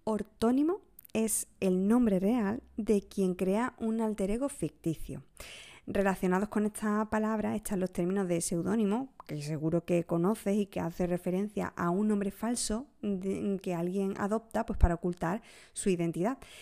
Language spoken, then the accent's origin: Spanish; Huelva, Andalusia, Spain; Uno de los episodios más desconocidos de mi tierra, de Huelva